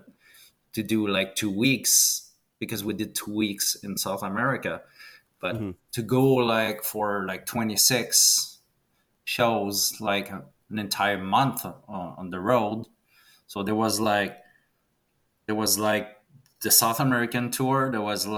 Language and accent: English; Canada; As a Canadian